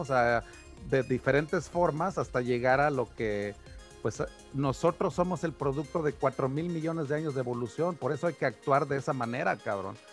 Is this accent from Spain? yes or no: no; Mexico; a mí como mexicano